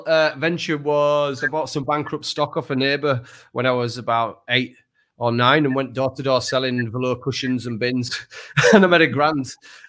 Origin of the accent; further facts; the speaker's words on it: Leeds, Yorkshire and the Humber, United Kingdom; I'm from Leeds originally.